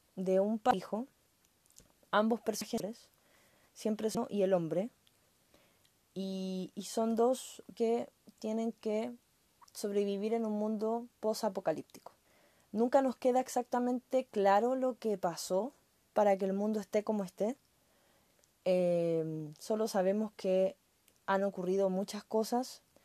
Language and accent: Spanish; Chile; como chilena